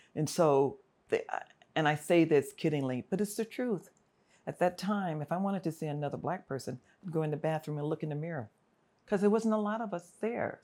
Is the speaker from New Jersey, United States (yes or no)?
no; Los Angeles, California, United States; also born or lived in Fullerton, California; So, I'm from South Central Los Angeles. I grew up in Watts, in the Compton area